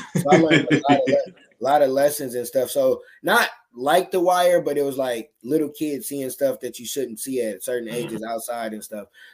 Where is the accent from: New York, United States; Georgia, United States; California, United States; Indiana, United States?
Indiana, United States; Michigan City; I'm from Michigan City, Indiana